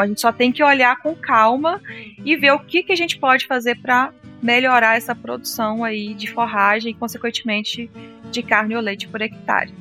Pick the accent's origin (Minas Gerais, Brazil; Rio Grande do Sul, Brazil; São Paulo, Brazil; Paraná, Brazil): Minas Gerais, Brazil; lá na minha região em Minas, as áreas de morro